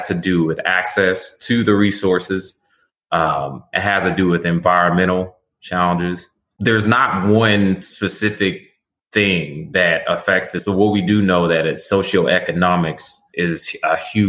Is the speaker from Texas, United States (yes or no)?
yes; Terrell, Texas, United States; Where I grew up at in Terrell, Texas